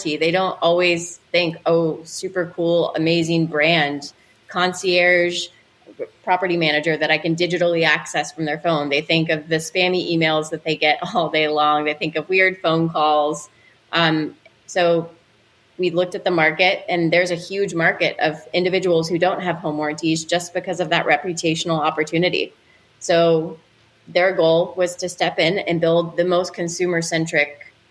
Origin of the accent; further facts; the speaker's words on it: Louisville, Kentucky, United States; I grew up in Louisville